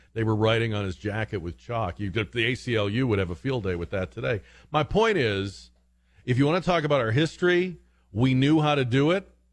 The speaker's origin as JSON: {"language": "English", "region": "New England", "country": "United States", "moved": "yes", "said": "I was from New England"}